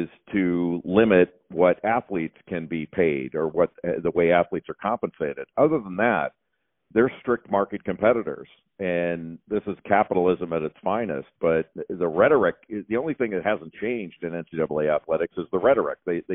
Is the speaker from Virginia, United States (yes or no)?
no; Southern California, United States; when I was growing up in Southern California